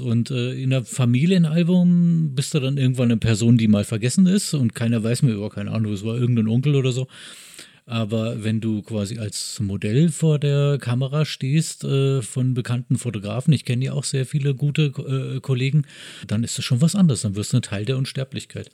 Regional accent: Bavaria, Germany; also born or lived in Braunschweig; now in Berlin, Germany; ich bin in Bayern aufgewachsen

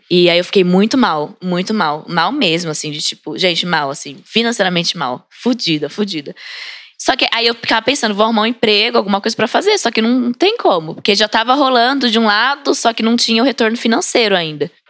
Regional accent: Brazil; eu sou brasileira mesmo

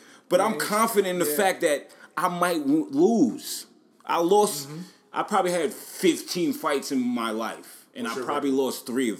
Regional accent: New York City, New York, United States; now in Atlanta, United States; I'm from Staten Island

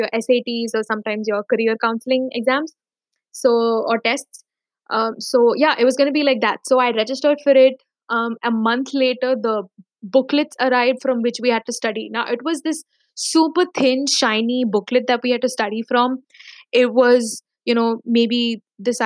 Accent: Dubai, United Arab Emirates; also born or lived in Mumbai, India; I was born and brought up in Dubai, but briefly, when I was in the fifth grade till the end of seventh grade, we relocated to Bombay

